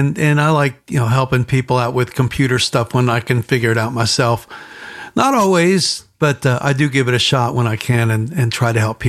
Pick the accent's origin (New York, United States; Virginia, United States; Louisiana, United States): Virginia, United States; Newport News; moved away as an adult; now in Pittsburgh, United States; I'm originally from Virginia, Newport News, Virginia area.